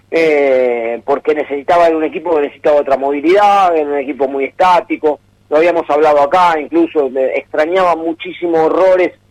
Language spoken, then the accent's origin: Spanish; Argentina; es más, el de Argentina, uno lo ve por uno lo ve por como argentino y demás.